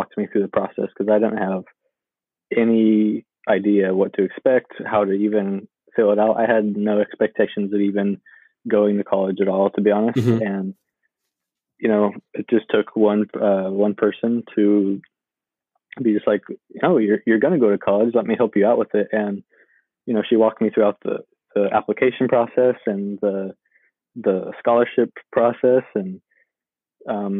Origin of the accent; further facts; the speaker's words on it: Sacramento, California, United States; I grew up in South Sacramento.